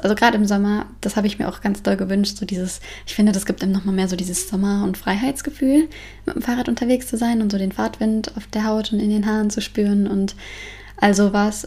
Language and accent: German; Frankfurt, Hesse, Germany; now in Denmark; Ich komme ja aus Frankfurt